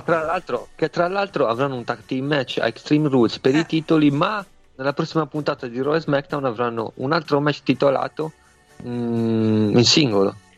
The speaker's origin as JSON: {"language": "Italian", "region": "Sardinia", "country": "Italy", "said": "io in quanto sardo credo già di avere qualcosa più o meno arabo nelle vene"}